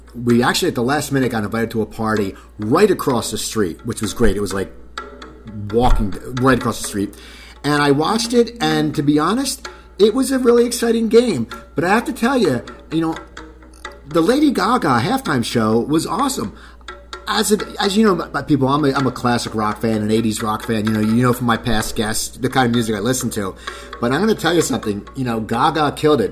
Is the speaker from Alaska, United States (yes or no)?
no; Cherry Hill, New Jersey, United States; I grew up in New Jersey, but we actually had a skate park in Cherry Hill